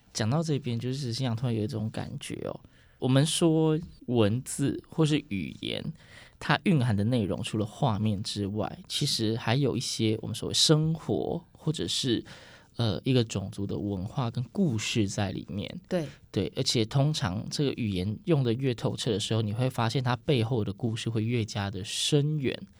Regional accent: Yilan County, Taiwan; moved away; 因为我是宜兰人，但是我回家的时候，我其实常常也是跟长辈对话都是用台语

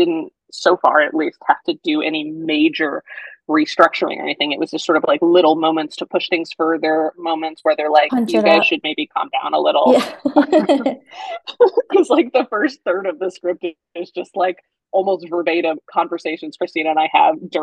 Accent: Colorado, United States; moved away; my hometown of Colorado, and my hairdresser, who I've seen since I was 5

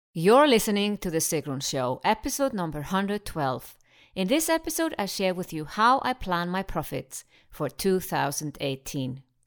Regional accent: Iceland; I'm from Iceland.

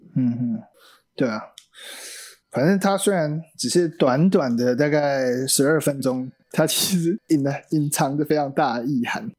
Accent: Taiwan; first language Mandarin Chinese; 像我爸妈他们都会很会讲台语，那我就是很少讲台语

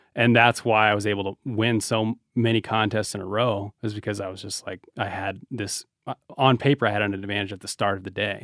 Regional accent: Reno, Nevada, United States; we're from Reno

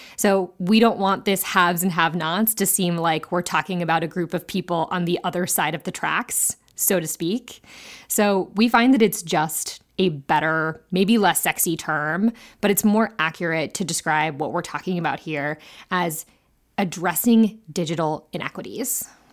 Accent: Ohio, United States; my home state of Ohio

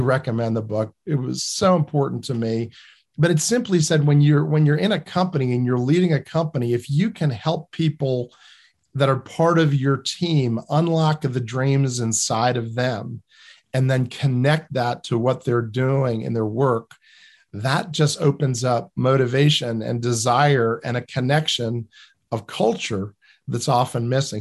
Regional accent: New Jersey, United States; I come from New Jersey

